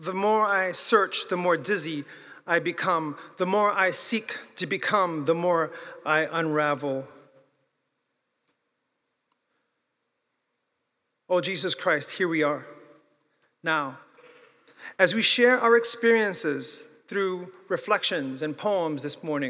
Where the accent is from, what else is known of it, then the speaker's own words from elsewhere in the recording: New York, United States; I'm from New York